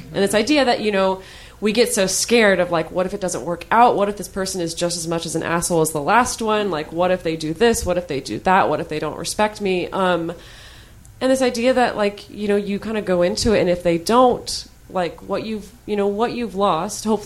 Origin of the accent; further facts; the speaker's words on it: United States; I'm speaking as an American